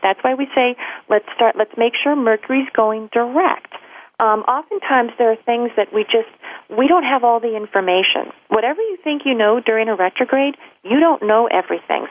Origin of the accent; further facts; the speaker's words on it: Louisville, Kentucky, United States; moved away; that's where I'm from, my hometown, Louisville, Kentucky